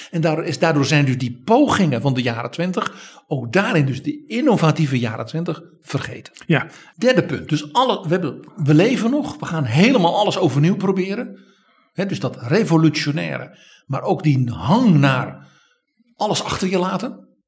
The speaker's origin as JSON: {"language": "Dutch", "country": "Netherlands"}